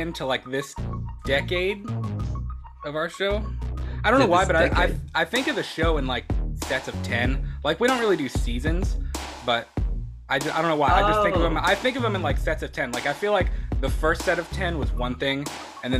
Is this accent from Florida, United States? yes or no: yes; Florida, United States; now in Kentucky, United States; I'm originally from Florida